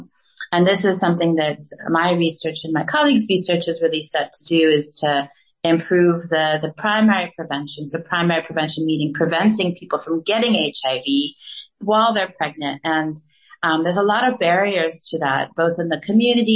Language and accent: English; United States; moved away as an adult; also born or lived in Gabon; now in South Africa; I'm obviously American. I grew up in the United States